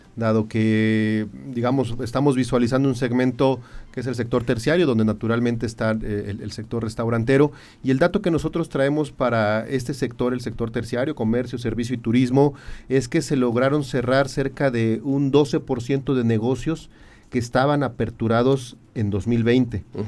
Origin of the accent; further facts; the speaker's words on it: Querétaro, Mexico; quienes somos queretanos